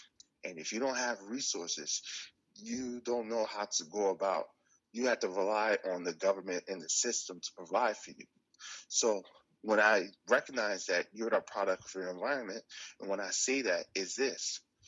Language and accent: English; Newark, New Jersey, United States; Yes. I'm from Newark, New Jersey.